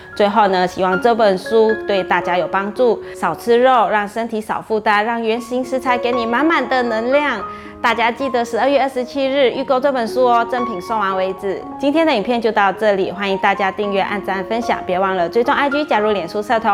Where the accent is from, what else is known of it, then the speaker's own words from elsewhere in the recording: Malacca, Malaysia; 我家乡是马六甲